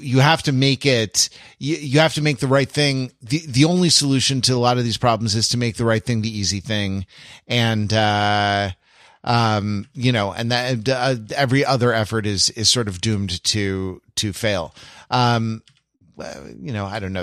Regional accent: United States; as an American

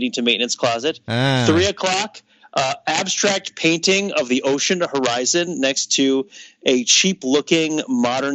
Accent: New Jersey, United States; moved away; I'm from New Jersey

